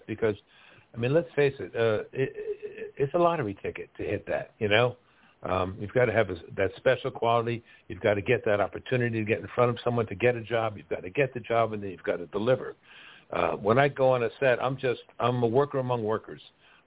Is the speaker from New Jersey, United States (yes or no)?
yes; Westfield, New Jersey, United States; growing up in New Jersey, Westfield, New Jersey